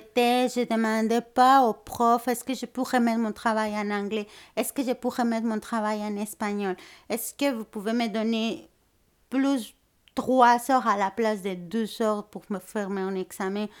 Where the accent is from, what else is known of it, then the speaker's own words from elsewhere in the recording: Mexico City, Mexico; French is a second language; moved away as an adult; also born or lived in Puebla, Mexico; now in Montreal, Canada; je viens de la ville du Mexique, à Mexico, en fait. Je suis née là-bas, puis aussi j'ai déménagé à la ville de Puebla